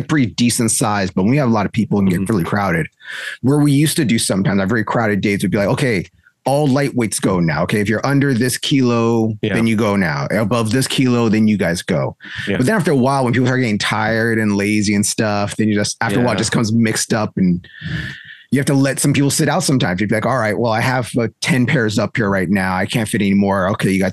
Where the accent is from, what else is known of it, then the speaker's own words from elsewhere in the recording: San Jose, California, United States; now in Southern California, United States; I'm from San Francisco Bay Area, from San Jose